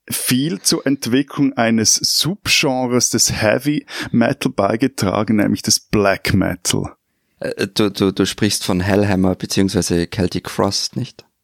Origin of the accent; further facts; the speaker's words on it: Switzerland; Man versteht mhm. als Schweizer plus minus, auch, auch, äh, auch wenn ein … singt, also so dieses ganz, dieser ganz starke Wiener Akzent